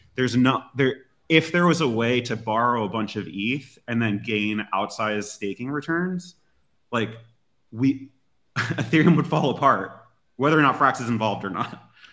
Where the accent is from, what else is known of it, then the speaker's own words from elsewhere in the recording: United States; as an American